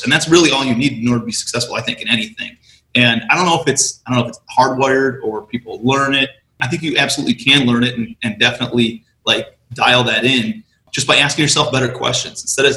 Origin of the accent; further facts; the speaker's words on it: Cleveland, Ohio, United States; moved away as an adult; also born or lived in New York City; I'm from Cleveland